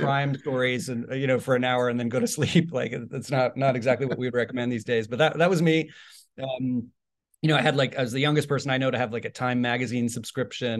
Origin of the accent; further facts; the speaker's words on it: Bay Area, California, United States; also born or lived in Ireland; I was born in Ireland and I lived there till I was eight, and then I moved to the Bay Area when I was eight.